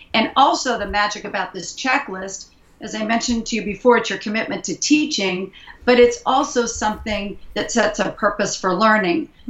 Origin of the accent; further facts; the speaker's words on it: Indianapolis, Indiana, United States; now in San Francisco Bay Area, United States; I'm originally from Indianapolis, Indiana, but I've been living in the San Francisco Bay Area